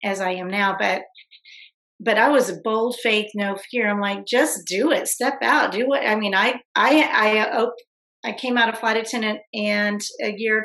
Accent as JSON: {"language": "English", "town": "Fort Worth", "region": "Texas", "country": "United States", "said": "I'm from Fort Worth"}